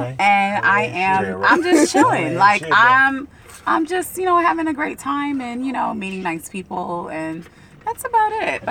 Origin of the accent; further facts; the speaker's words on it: San Pedro, California, United States; I'm from Pedro, 110 to the end.